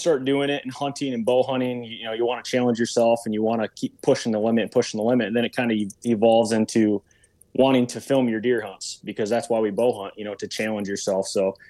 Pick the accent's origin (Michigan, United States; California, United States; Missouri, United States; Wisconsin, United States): Michigan, United States; Central; I'm from Central Michigan.